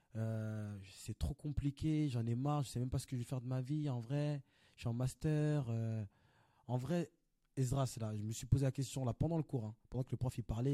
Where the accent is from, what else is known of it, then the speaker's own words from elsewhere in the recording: Paris, Île-de-France, France; Et moi je viens de Paris, Belleville. Je suis né, j'ai grandi à Belleville